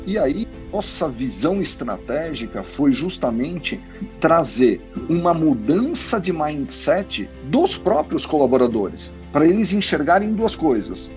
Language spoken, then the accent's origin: Portuguese; ABC region, São Paulo, Brazil; venho da região do ABC